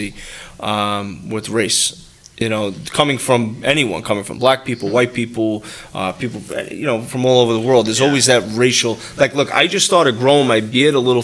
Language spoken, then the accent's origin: English; New York, United States; I'm from New York